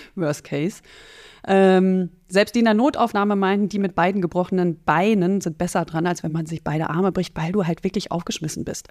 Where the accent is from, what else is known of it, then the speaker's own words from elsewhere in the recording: North Rhine-Westphalia, Germany; also born or lived in Netherlands; Ich bin im Westen, in Nordrhein-Westfalen aufgewachsen, in Holland geboren, in Nordrhein-Westfalen aufgewachsen